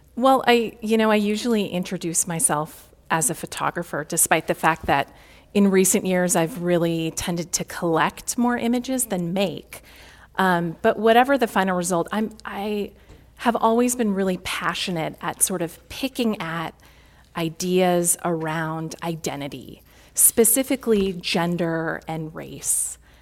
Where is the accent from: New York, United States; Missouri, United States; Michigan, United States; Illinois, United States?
Illinois, United States; Chicago; a Midwesterner, born and raised in Chicago